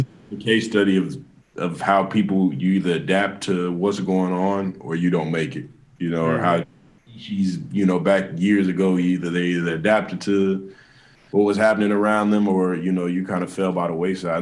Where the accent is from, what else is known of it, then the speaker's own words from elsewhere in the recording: Kansas City, United States; also born or lived in Atlanta; I want to have, you know, fan base here at home.